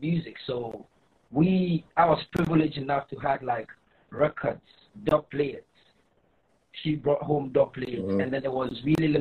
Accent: Greater Accra, Ghana; From where I come from, I come from the Greater Accra, the capital of Ghana

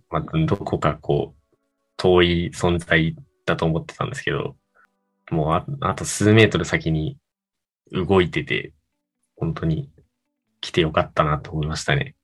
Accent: Japan

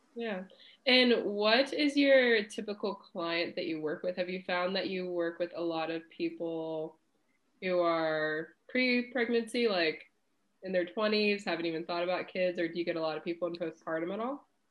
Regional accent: Cincinnati, Ohio, United States; I'm originally from Cincinnati

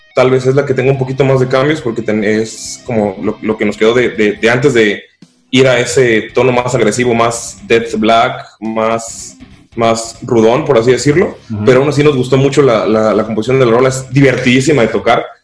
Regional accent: Cancún, Quintana Roo, Mexico; soy de Cancún. Algunos se fueron a México, otros fueron a otros países, pero y otros siguen en Cancún, se quedaron en mi pueblo

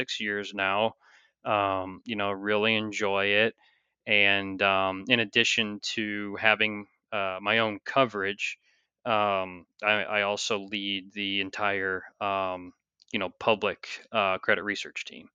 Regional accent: St. Louis, Missouri, United States; moved away as an adult; also born or lived in New York City; I'm originally from the St. Louis area

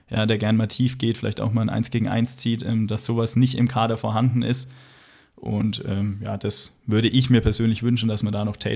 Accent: Magdeburg, Saxony-Anhalt, Germany; Als Magdeburger würden wir es nicht lustig finden.

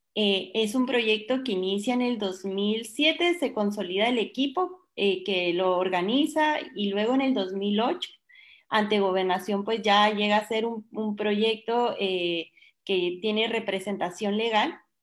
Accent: Guatemala; yo soy chapina, yo soy chapina

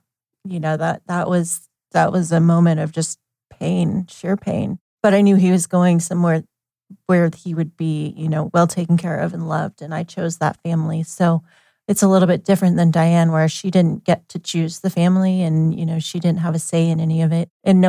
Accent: Eugene, Oregon, United States; I was born in Eugene. I don't remember the time. I think it was morning, but I don't remember. June 27th, 1984.

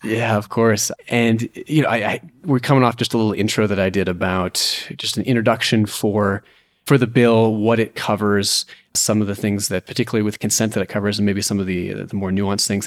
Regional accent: United States; the U S, my home country

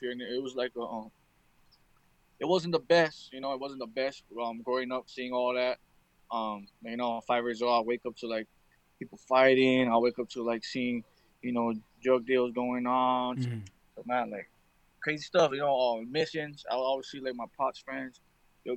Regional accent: Waipahu, Hawaii, United States; I was born and raised in this beautiful island of Hawaii.

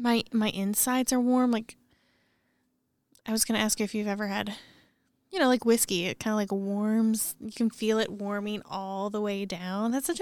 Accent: Missouri, United States; moved away; I'm from Missouri.

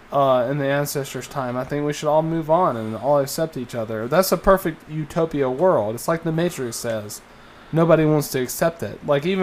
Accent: Alabama, United States; I grew up in Alabama

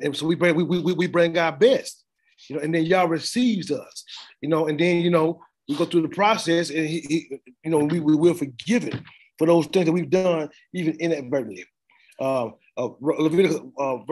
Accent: the South, United States; I'm from the South, and I used to be going in the country sometimes

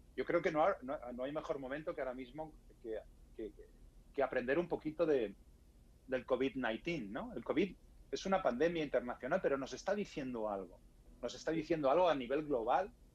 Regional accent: Spain; en España no es muy habitual que los españoles, eh, los españoles hablemos inglés bien

